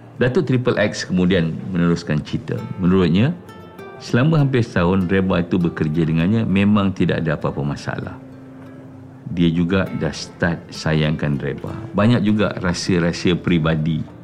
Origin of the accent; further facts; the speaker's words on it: Sungai Besar, Selangor, Malaysia; accent: Javanese idiom; Saya lahir dekat Sungai Besar.